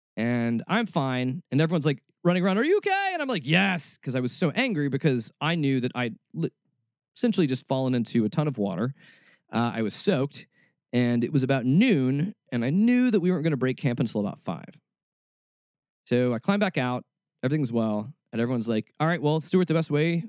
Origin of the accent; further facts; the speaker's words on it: Atlanta, Georgia, United States; also born or lived in Kentucky; I was born in Atlanta, but I moved before I was too old